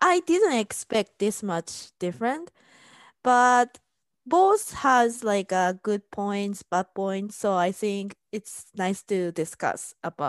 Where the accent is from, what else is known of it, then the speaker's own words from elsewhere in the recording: Japan; now in United States; I'm Japanese and I'm living in US.